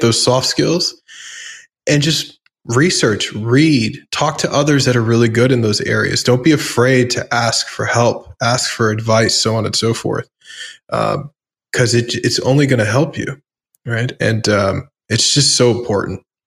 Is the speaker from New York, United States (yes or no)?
yes; New York City, New York, United States; I grew up in the New York punk rock scene